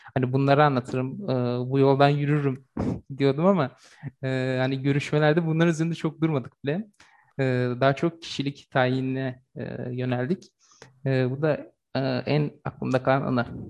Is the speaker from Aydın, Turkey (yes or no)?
no; Çanakkale, Turkey; 1997 ee, Çanakkale doğumluyum.